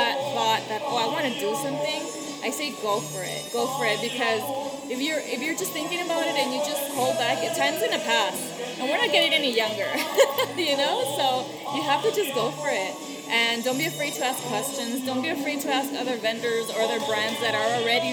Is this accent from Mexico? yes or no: yes; Mexico; moved away; I was born in Mexico